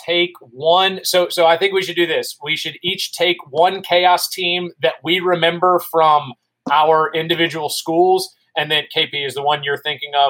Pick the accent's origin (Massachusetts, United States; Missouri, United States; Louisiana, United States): Louisiana, United States; Baton Rouge; So I grew up in Baton Rouge